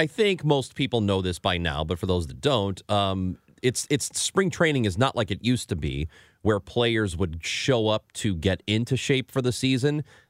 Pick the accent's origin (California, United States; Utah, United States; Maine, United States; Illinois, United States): Illinois, United States; growing up in Illinois